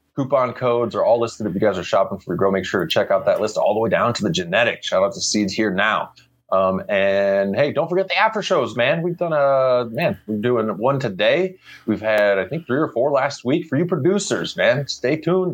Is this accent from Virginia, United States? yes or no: no; Missouri, United States; I grew up in Missouri, and the Mississippi River goes around there